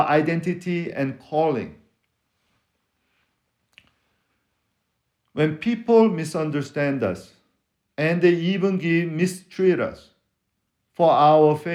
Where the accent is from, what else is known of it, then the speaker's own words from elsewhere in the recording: Seoul, South Korea; accent: foreign accent; English is a second language; now in Texas, United States; I'm from West Korea. Seoul is in the west of Korea